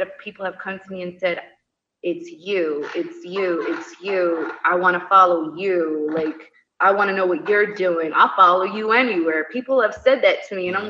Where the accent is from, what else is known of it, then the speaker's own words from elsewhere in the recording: United States; moved away; also born or lived in Italy / London; being an American